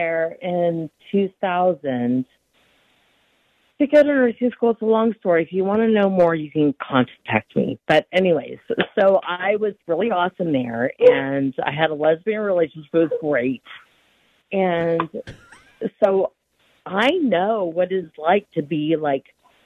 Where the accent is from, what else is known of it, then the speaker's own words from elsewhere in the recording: Austin, Texas, United States; Austin, Texas